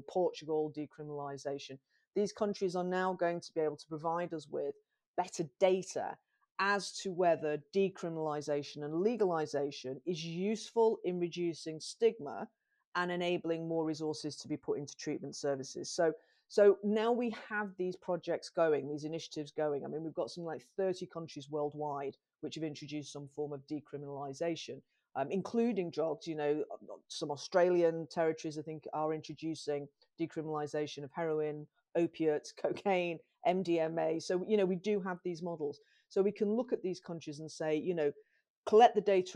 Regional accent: Manchester, North West England, United Kingdom; growing up in Manchester in the 1980s

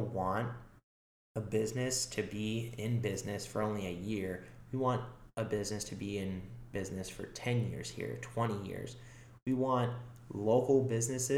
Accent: Kansas City, United States; now in St. Petersburg, United States; growing up in Kansas City

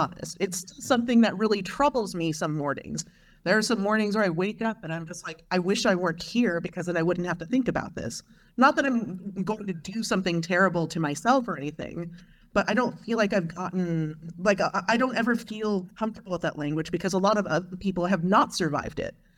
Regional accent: Long Beach, California, United States; I grew up in Long Beach, California in the nineteen eighties

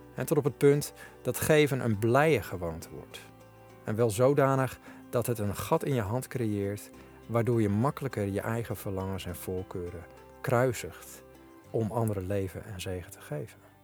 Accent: Netherlands; ik vroeger nog als typische Nederlander getraind was

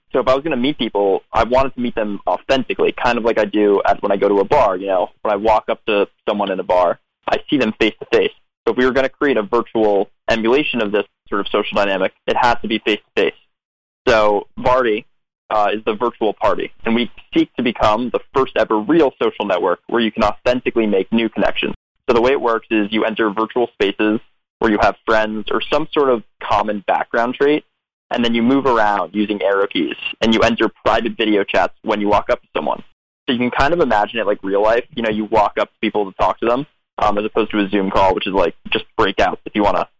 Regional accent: Westchester, New York, United States; moved away as an adult; also born or lived in Berkeley, California; now in New York City, United States; I grew up in that other suburb in Westchester

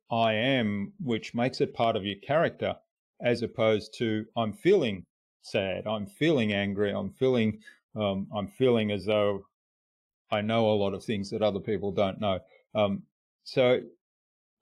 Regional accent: Australia; first language German; English is a second language; also born or lived in Germany; when I first went to school, I couldn't speak a word of English here in Australia. So I was born in Germany. I was brought up in a German household.

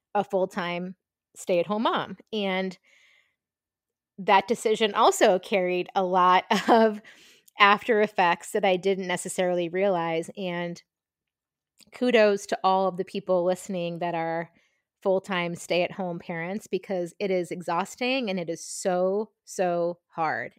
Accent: Marshfield, Massachusetts, United States; also born or lived in Brooklyn, New York; I grew up in Marshfield, Massachusetts, about a half an hour south of Boston

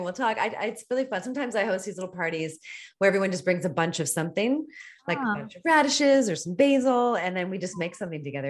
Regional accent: East Coast, United States; now in California, United States; I'm not from California. So I'm an East Coaster.

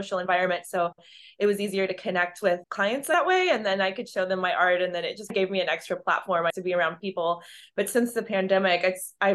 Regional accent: Texas, United States; also born or lived in Tucson, Arizona; I am from Texas

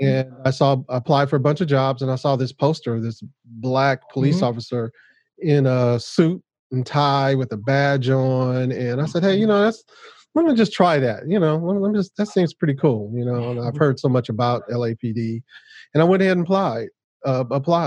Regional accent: Los Angeles, California, United States; I grew up in Los Angeles. And, native Los Angeles. Most of my family is here

